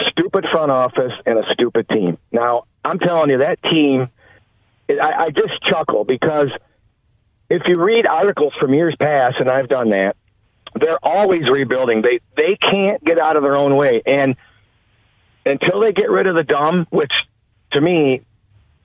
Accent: Detroit, Michigan, United States; now in Muskegon, United States; I was born in Detroit

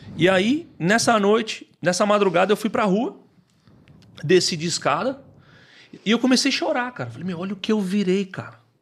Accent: Taboão da Serra, São Paulo, Brazil; eu nasci na periferia de São Paulo, eu nasci no Taboão da Serra

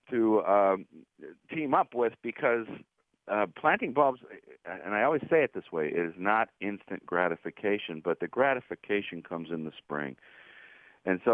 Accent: Cleveland, Ohio, United States; now in Pittsburgh, United States; I grew up in Cleveland

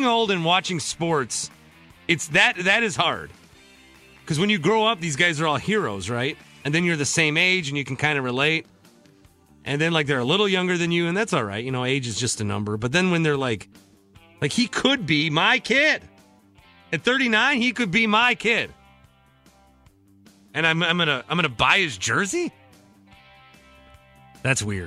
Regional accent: Wisconsin, United States; I'm from Wisconsin

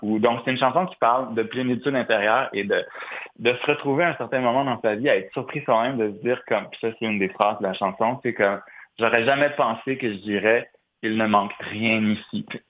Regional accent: Montreal, Quebec, Canada; en tant que Montréalais

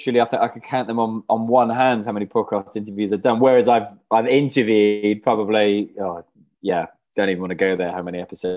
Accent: Wales, United Kingdom; moved away as an adult; I went to uni in Bath, so I moved from Wales to England.

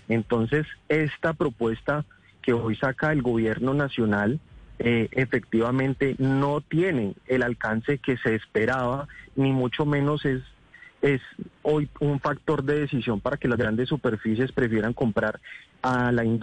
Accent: Colombia

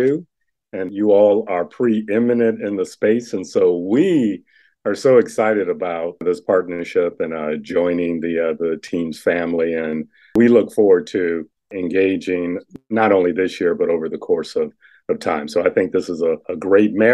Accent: Cleveland, Ohio, United States; moved away as an adult; also born or lived in Lexington, Kentucky; now in DeKalb County, Georgia, United States; Cleveland, my hometown

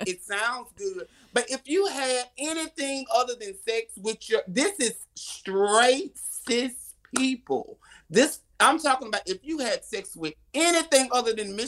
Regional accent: Alabama, United States; I'm from Alabama

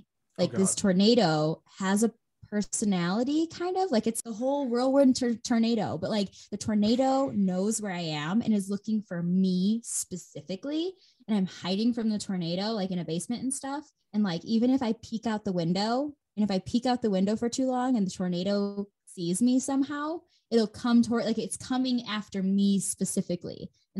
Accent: Midwest, United States; Gosh, you know how I know I'm for sure from the Midwest?

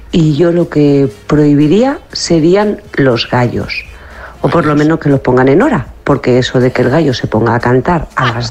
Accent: Madrid, Community of Madrid, Spain; Soy de Madrid, en San Isidro hay corridas y no sé cuándo más.

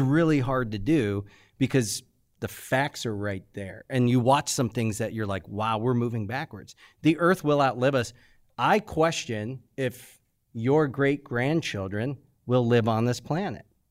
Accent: United States; I'm an American.

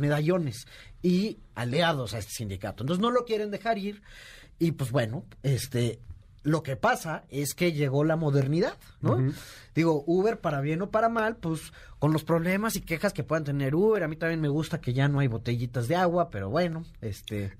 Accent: Mexico

